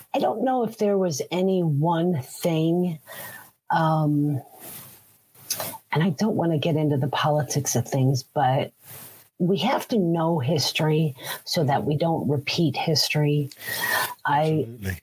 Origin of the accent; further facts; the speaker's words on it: Allentown, Pennsylvania, United States; also born or lived in Fountain Hill, Pennsylvania / Coopersburg, Pennsylvania; I was born in 1965. Um, great year for cars. Um, so, um, in a town called Allentown, Pennsylvania